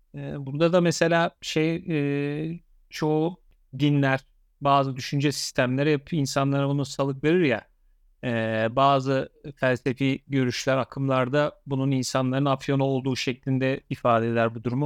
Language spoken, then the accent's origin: Turkish; Eskişehir, Turkey; ben Eskişehirliyim